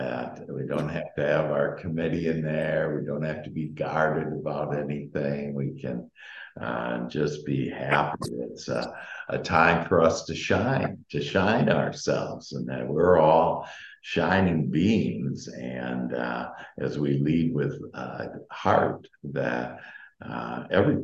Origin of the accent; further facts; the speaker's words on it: Wisconsin, United States; moved away; I'm from Wisconsin, and so I've had a plenty of snow